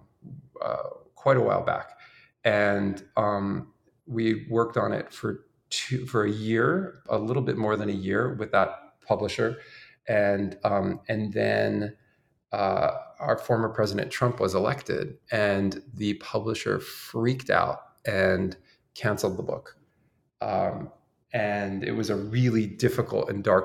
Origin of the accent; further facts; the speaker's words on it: outside Philadelphia, Pennsylvania, United States; when I was growing up outside Philadelphia